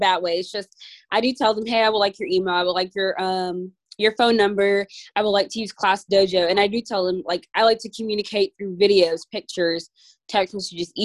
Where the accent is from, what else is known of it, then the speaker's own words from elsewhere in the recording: Georgia, United States; I'm from Georgia, and I work in a classroom